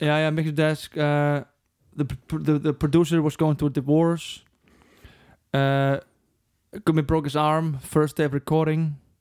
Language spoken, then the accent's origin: English; Reykjavík, Capital Region, Iceland; We grew up on the other side of the lake. Breiðholt